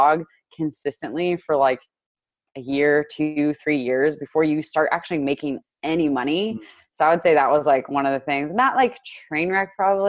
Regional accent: Indiana, United States; also born or lived in Chicago, Illinois; I grew up in Indiana. I was born in Chicago and I grew up in Indiana.

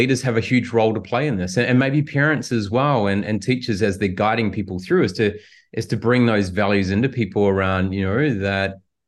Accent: New Zealand; I come from New Zealand

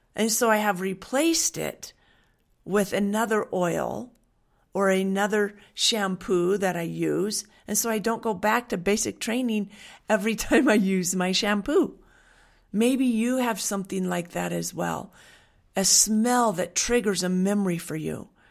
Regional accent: Western Washington, United States; moved away; I grew up in Washington on a dairy farm. I grew up in Western Washington

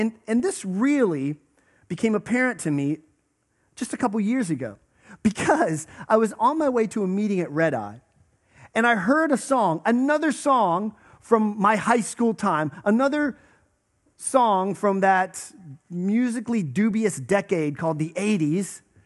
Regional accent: Western Pennsylvania, United States; I grew up in Western Pennsylvania

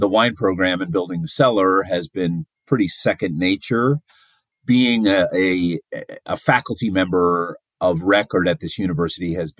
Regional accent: Alaska, United States; also born or lived in Southern California / Juneau / Anchorage; I was born in Southern California, but grew up in Alaska, because somebody has to be from there. And so I grew up in Juneau and Anchorage

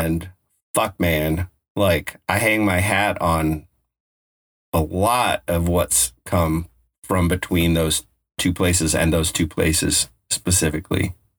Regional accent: Colorado, United States; now in West Coast, United States; I'm from Colorado.

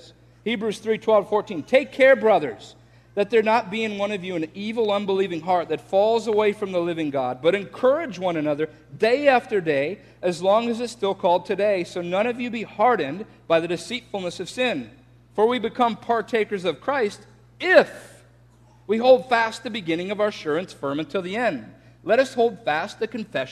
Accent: Florida, United States; I'm from Florida

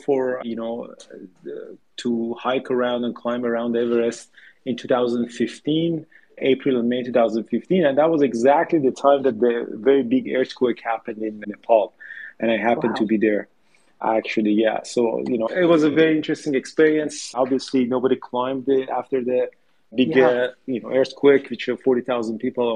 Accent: Tehran, Tehran Province, Iran; moved away as an adult; now in Canada; I grew up in Tehran in Iran

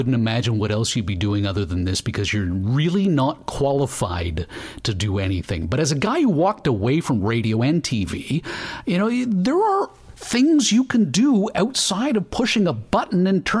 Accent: Canada; we're Canadian?

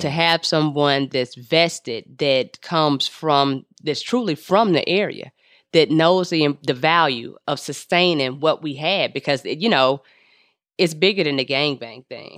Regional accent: Los Angeles, California, United States; I'm from the Crenshaw district

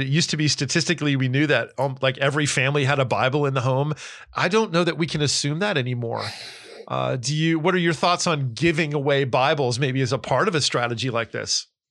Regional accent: New Jersey, United States; also born or lived in California; now in Tennessee, United States; I grew up in New Jersey. I am a proud Northeasterner

